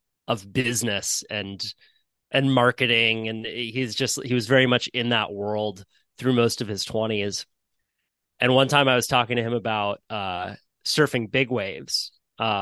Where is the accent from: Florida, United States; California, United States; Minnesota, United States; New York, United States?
California, United States; Santa Cruz; growing up in Santa Cruz, which is a little surf community in Northern California, we have our own jargon completely